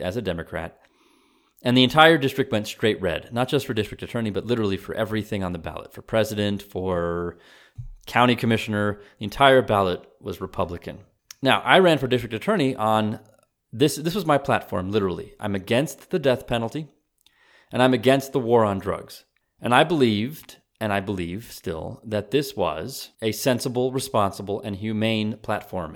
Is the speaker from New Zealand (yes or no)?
no; United States; also born or lived in Texas; I am as American as anyone else